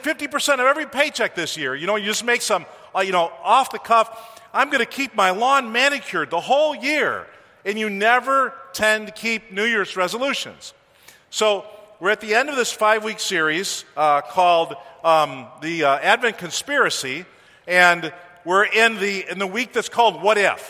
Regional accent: East Coast, United States; moved away as an adult; I'm from the East Coast

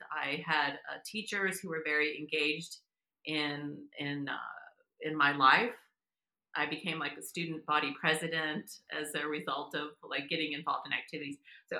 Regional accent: Texas, United States; now in Massachusetts, United States; I live in Massachusetts. I live in New England, but I'm from Texas. I grew up in South Texas, actually.

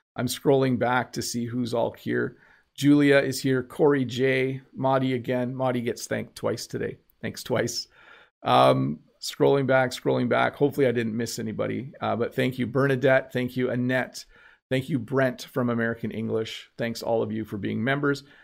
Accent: Canada

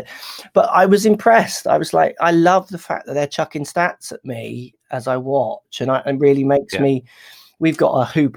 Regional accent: United Kingdom; UK guy

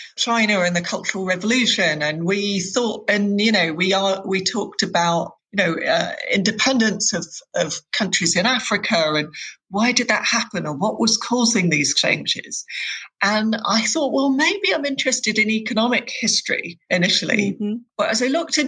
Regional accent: London, United Kingdom; grew up in West London, in Hounslow, Chiswick.

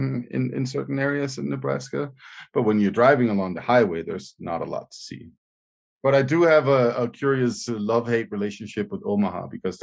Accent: Jutland, Denmark; my my home country Jutland

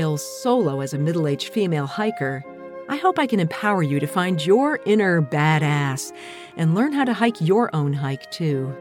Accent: United States; I'm from the United States

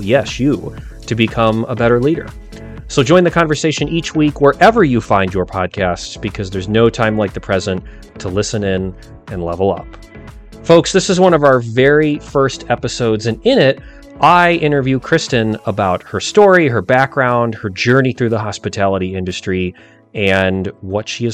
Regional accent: Cleveland, Ohio, United States; I grew up in Cleveland

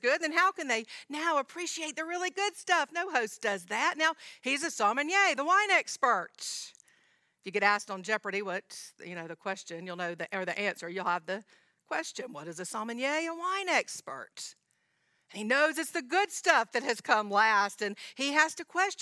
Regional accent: Georgia, United States; I'm from Georgia

